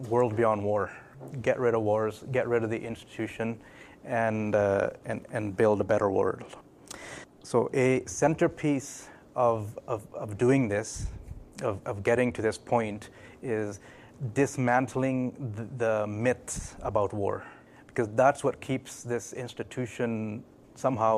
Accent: Vancouver, British Columbia, Canada; also born or lived in Newcastle, England / Pakistan (parents); I was born in England, Newcastle, so I'm a Geordie. I was 4 years old when we moved to Vancouver, and I've been here since

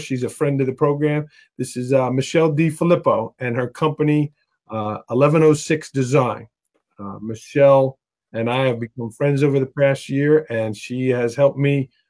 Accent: New York City, New York, United States; I grew up in Staten Island

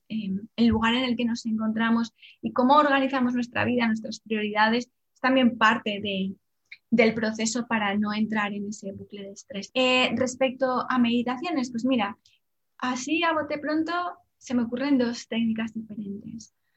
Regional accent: Salamanca, Castile and León, Spain; moved away as an adult; also born or lived in Madrid; yo soy de Salamanca, pero me fui a estudiar a Madrid

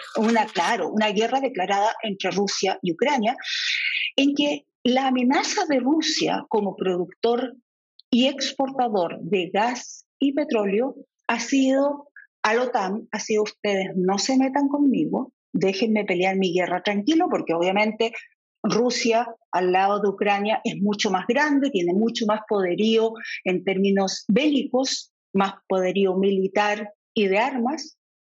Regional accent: Chile; como chilenos

